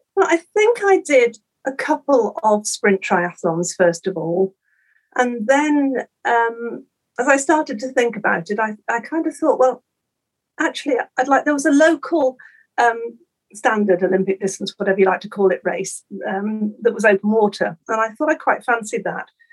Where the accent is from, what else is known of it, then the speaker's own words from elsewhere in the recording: Norfolk, East of England, United Kingdom; I was brought up on the coast. I come from Norfolk